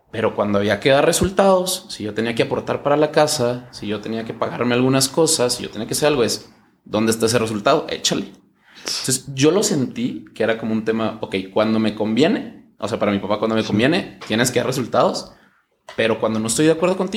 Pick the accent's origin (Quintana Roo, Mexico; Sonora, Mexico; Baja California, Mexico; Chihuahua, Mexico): Chihuahua, Mexico; Yo soy de Chihuahua.